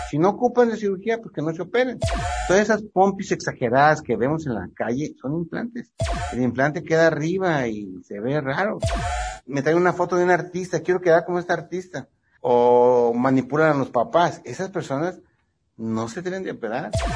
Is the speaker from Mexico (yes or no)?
yes; Ensenada, Baja California, Mexico; also born or lived in Ciudad Obregón, Sonora / Guadalajara / Mexico City; now in Tijuana, Mexico; soy nacido en Ciudad Obregón, Sonora. Me crié en Ensenada. Ya mi mayor parte de mi vida es en Tijuana. Yo me siento tijuanense.